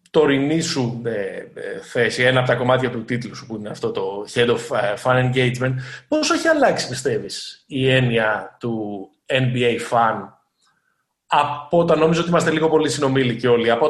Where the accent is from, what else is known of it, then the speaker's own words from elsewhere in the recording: Thessaloniki, Central Macedonia, Greece; moved away; Είμαι από τη Θεσσαλονίκη.